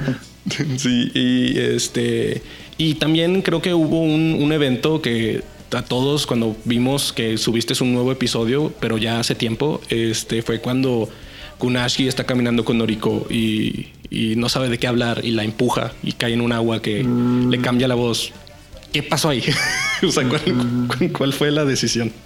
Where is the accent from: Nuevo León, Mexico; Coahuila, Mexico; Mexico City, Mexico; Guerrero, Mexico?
Coahuila, Mexico; Saltillo; Yo soy de Saltillo, Coahuila